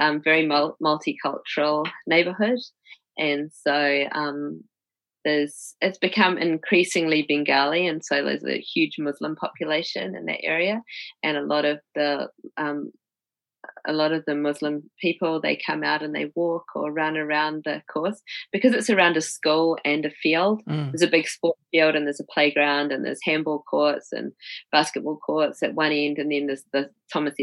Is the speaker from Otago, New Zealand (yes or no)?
no; Christchurch, Canterbury, New Zealand; moved away as an adult; also born or lived in Wellington, New Zealand / New York, United States; I'm from Christchurch.